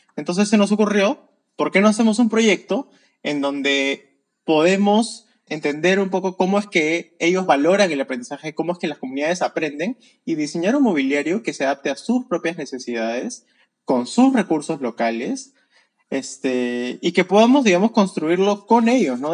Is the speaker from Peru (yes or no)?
yes; Peru; soy de Perú